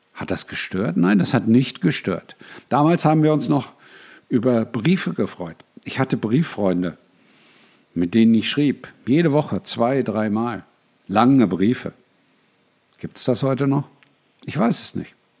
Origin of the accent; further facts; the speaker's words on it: Braunschweig, Lower Saxony, Germany; Ich bin in Braunschweig aufgewachsen